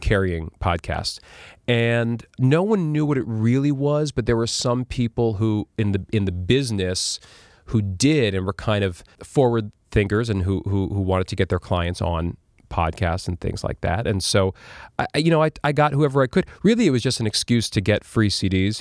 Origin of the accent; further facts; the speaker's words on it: New York City, New York, United States; also born or lived in Las Vegas; I grew up on twentieth street in Chelsea